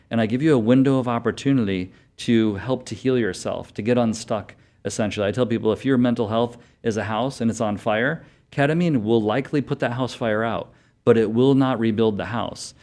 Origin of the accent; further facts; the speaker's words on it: Connecticut, United States; moved away as an adult; also born or lived in Florida / Michigan; now in Arizona, United States; I'm from Connecticut, undergrad Florida, uh, medical school Arizona